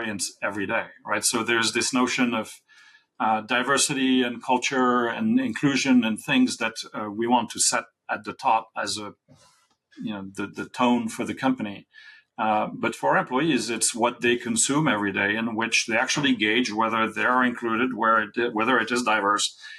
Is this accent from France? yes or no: yes; France; I was born in France in the '60s.